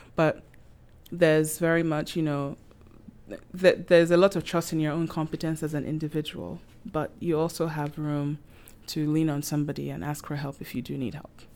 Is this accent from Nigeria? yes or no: yes; Nigeria; moved away as an adult; now in Prince Edward Island, Canada; I, I'm from Nigeria, and I've been in P E I for over seven years now.